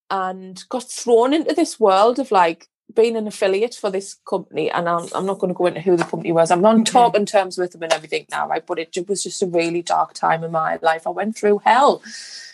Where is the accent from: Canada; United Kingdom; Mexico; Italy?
United Kingdom; Sunderland, North East England; accent: Mackem